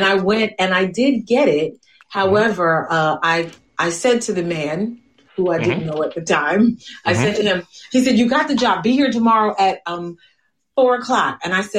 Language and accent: English; Newark, New Jersey, United States; now in Union, United States; I'm in Union, New Jersey, but I was raised in Newark.